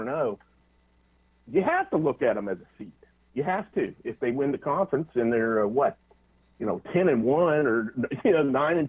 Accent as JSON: {"language": "English", "town": "Greenville", "region": "South Carolina", "country": "United States", "tie": "born or raised there", "said": "I grew up in the Greenville, South Carolina area"}